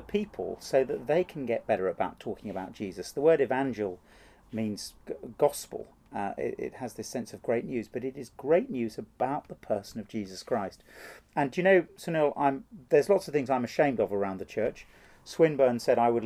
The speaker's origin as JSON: {"language": "English", "country": "United Kingdom", "tie": "born or raised there", "said": "I was brought up in a sort of Anglican British home"}